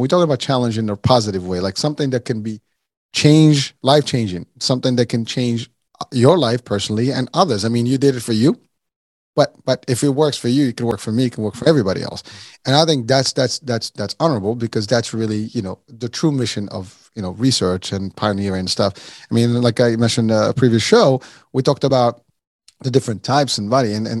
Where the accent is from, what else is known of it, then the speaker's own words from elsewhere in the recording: Morocco; born there; I was born in Morocco, so we have Moroccan cuisine.